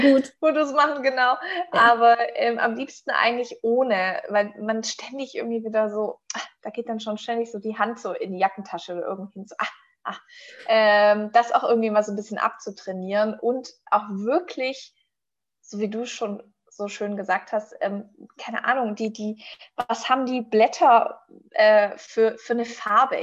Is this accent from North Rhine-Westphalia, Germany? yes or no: no; Stuttgart region, Baden-Württemberg, Germany; ich komme aus der Region von Stuttgart